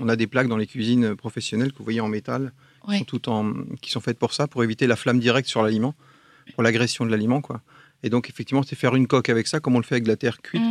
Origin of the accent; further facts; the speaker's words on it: Alsace, Grand Est, France; je suis un Alsacien